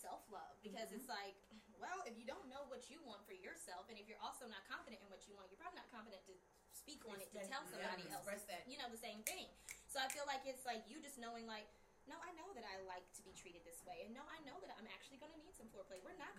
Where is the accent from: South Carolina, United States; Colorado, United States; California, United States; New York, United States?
South Carolina, United States; Carolina, also a town that's small.